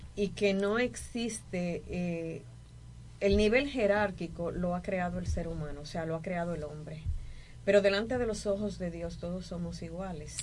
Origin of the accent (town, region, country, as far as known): Dominican Republic